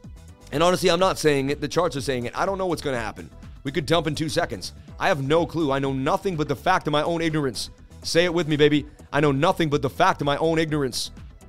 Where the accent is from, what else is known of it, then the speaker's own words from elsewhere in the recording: Oakland, California, United States; I'm from Oakland, and I say, go Celtics, baby.